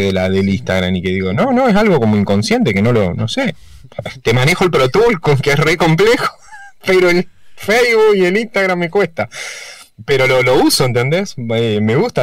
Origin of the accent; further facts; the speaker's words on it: Santa Fe, Argentina; moved away as an adult; now in Buenos Aires, Argentina; somos los cuatro de Santa Fe